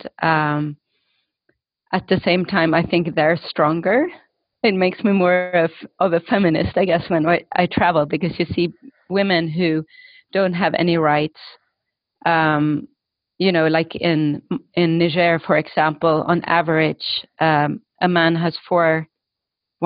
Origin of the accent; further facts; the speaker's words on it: Stockholm, Stockholm County, Sweden; moved away; I grew up in Stockholm. My parents were refugees, but from Estonia.